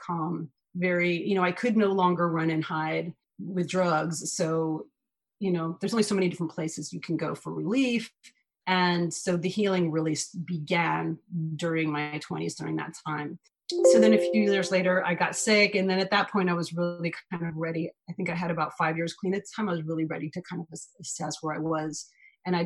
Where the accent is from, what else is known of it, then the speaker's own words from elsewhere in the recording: New York City, New York, United States; I'm born and raised in New York City